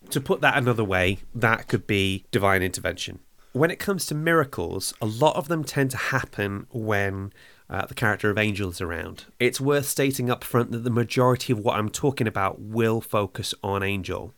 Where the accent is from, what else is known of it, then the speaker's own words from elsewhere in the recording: Wales, United Kingdom; I'm from Wales.